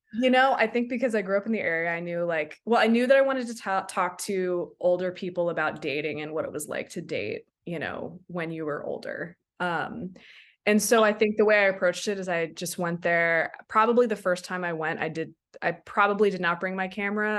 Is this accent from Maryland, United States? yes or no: yes; Silver Spring, Maryland, United States; now in Takoma Park, United States; I grew up in Silver Spring, right in Colesville